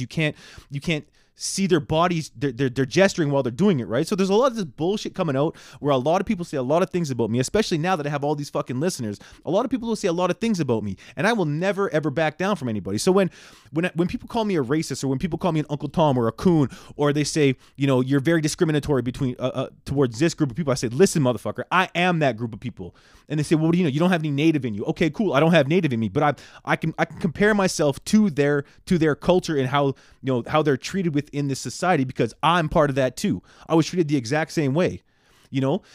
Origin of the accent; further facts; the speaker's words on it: Canada; I'm born and raised in Canada